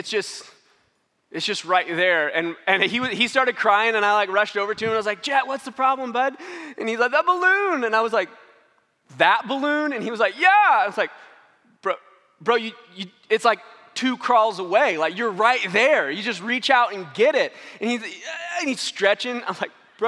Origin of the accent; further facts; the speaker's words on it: St. Louis, Missouri, United States; moved away; We're from St. Louis. Got to go in town and see some of our family